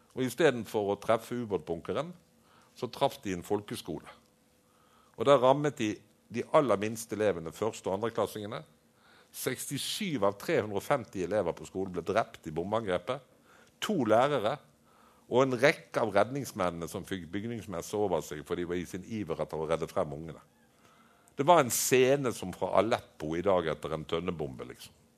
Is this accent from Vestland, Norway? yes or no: yes; Bergen, Vestland, Norway; hjemme i St. Olavs i Bergen